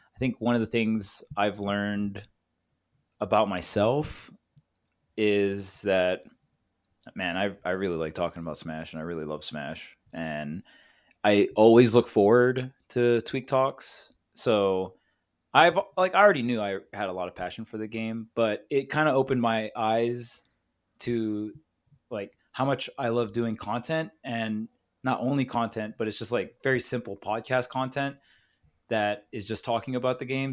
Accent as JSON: {"language": "English", "region": "Hawaii", "country": "United States", "tie": "born or raised there", "moved": "yes", "lives_now": "California, United States", "said": "I grew up with Void in Hawaii, and then we both moved out to California together"}